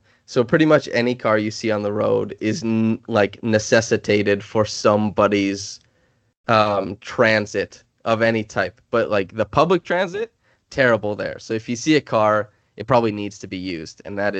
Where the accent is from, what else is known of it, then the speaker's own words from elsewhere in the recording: Saskatchewan, Canada; moved away; I'm from Saskatchewan, so there's plenty of space